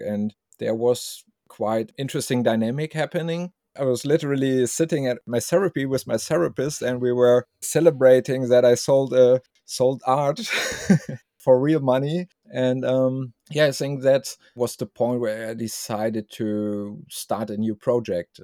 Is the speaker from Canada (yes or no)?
no; Germany; from Germany